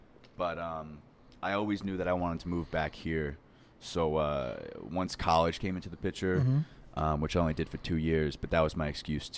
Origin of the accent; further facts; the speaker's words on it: Long Island, New York, United States; But yeah, man, I grew up on Long Island. I never really fucked with the quiet. It was always a little too quiet out there, both like literally.